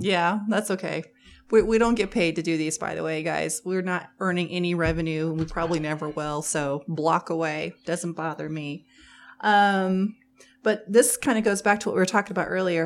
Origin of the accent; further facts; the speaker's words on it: Missouri, United States; we're from Missouri